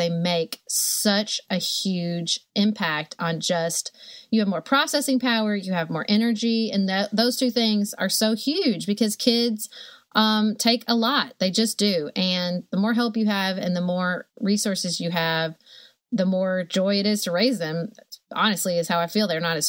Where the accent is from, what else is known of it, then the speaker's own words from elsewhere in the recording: Paducah, Kentucky, United States; I loved the way I was raised in Paducah, surrounded by family and a community that really focuses on kids. And so I convinced my husband to move back to Paducah.